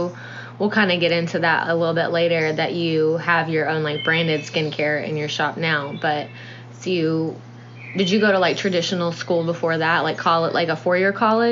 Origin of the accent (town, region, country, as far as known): Nashville, Tennessee, United States; born or raised there